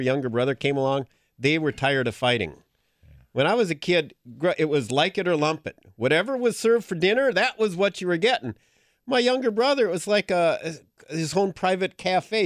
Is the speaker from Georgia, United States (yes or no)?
no; Green Bay, Wisconsin, United States; I'm from Green Bay, Wisconsin